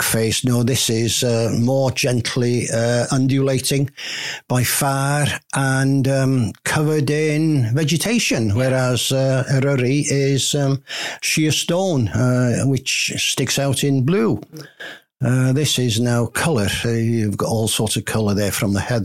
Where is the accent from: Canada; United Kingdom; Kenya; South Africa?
United Kingdom; Llansannan, Wales; moved away as an adult; also born or lived in England; I was born in Llansannan, and I lived here until I was 21, moved away, and I moved back when I was 55.